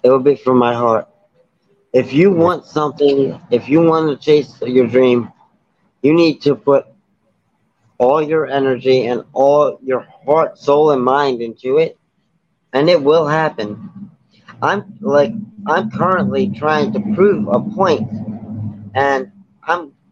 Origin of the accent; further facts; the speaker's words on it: Baltimore, Maryland, United States; I'm from Baltimore